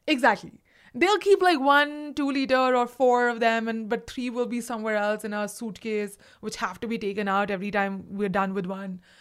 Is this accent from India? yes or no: yes; India; English is a second language; moved away as an adult; now in United States; I am so direct as an Indian